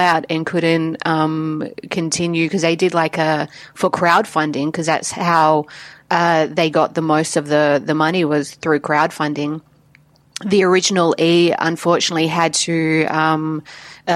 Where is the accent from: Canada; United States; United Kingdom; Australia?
Australia; Adelaide, South Australia; Adelaide's my hometown, South Australia.